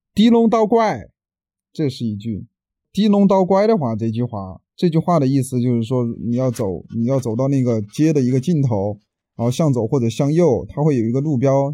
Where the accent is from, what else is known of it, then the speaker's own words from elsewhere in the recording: Jianyang, Sichuan, China; 今年二十四岁，来自四川揭阳，啊，从小在四川揭阳一个农村里面长大的，父母现在在成都经商